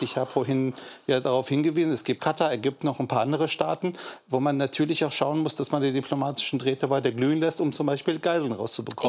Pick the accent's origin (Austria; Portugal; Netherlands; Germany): Germany; Wir als Deutsche